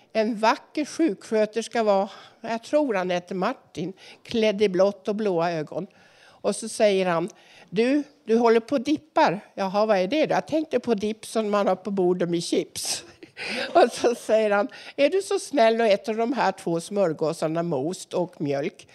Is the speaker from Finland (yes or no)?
no; Norway; now in Sweden; jag är också norsk